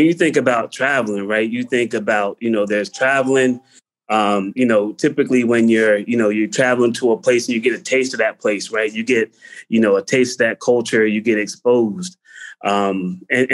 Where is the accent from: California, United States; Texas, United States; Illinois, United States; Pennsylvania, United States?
Pennsylvania, United States; Pottstown; moved away as an adult; now in Prague, Czechia; I'm from Pottstown